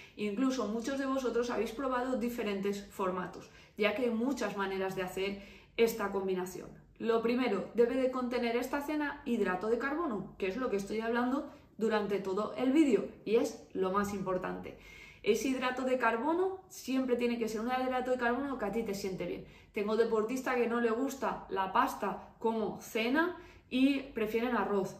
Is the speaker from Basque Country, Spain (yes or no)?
no; Valencia, Valencian Community, Spain; soy de Valencia